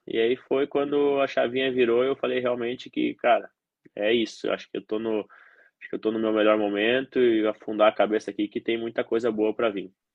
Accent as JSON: {"language": "Portuguese", "town": "Santa Cruz do Sul", "region": "Rio Grande do Sul", "country": "Brazil", "tie": "born or raised there", "said": "eu nasci no Rio Grande do Sul, no interior do Rio Grande do Sul, em Santa Cruz do Sul"}